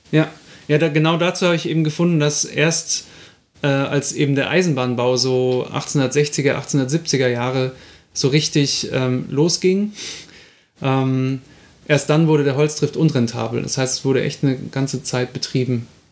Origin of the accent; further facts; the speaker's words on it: Munich, Bavaria, Germany; ich bin auch in München aufgewachsen